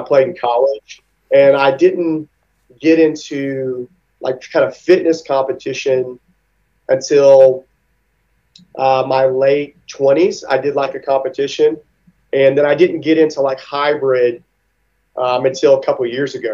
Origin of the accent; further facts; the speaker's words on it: Mississippi, United States; I grew up in Mississippi